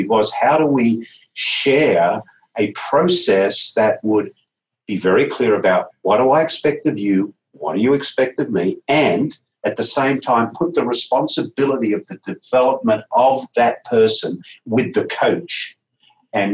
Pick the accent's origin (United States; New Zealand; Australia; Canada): Australia; moved away; Australia, my home country